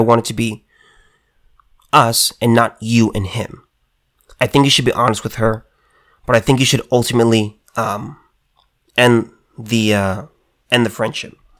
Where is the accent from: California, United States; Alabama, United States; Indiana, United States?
California, United States; me as a Californian